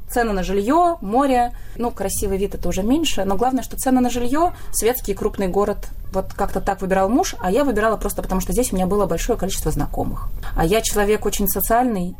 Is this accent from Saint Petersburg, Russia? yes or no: yes; Saint Petersburg, Russia; moved away as an adult; now in Haifa, Israel; В Петербурге я прожила 31 год своей жизни.